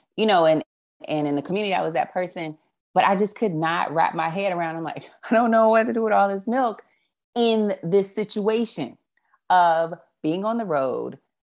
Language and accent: English; Dallas, Texas, United States; moved away; also born or lived in New Orleans / Houston; Dallas, which is my hometown